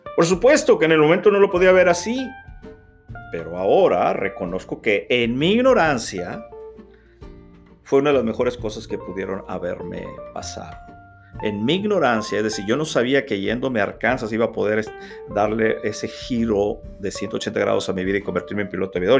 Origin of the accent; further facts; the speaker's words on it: Reynosa, Tamaulipas, Mexico; moved away as an adult; now in United States; ya no pude regresar a mi natal Reynosa, Tamaulipas, México